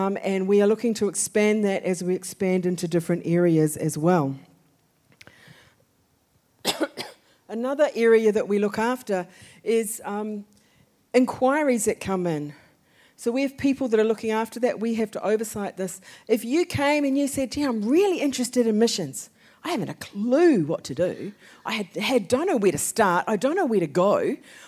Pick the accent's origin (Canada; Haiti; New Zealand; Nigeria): New Zealand; moved away; We have three children. We are from New Zealand